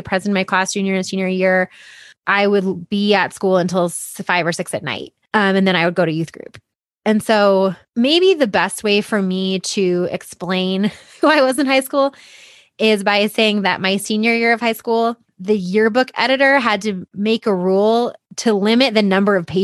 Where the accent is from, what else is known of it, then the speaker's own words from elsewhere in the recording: Boulder, Colorado, United States; And I grew up in Boulder.